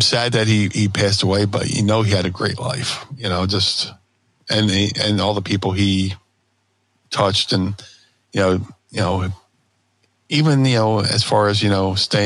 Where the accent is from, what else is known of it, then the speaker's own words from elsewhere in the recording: Philadelphia, Pennsylvania, United States; I'm from Philly